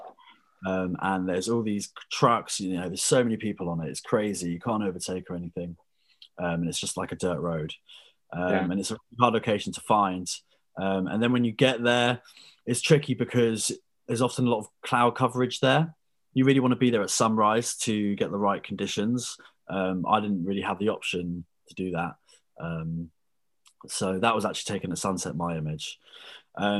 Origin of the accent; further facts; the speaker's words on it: Brighton, South East England, United Kingdom; also born or lived in Dubai; I'm 24, I'm from Brighton